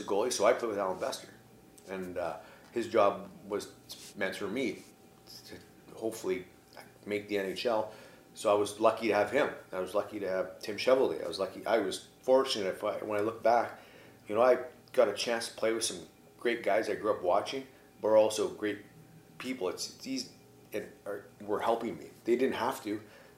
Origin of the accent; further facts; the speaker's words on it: Edmonton, Alberta, Canada; I grew up in Edmonton watching him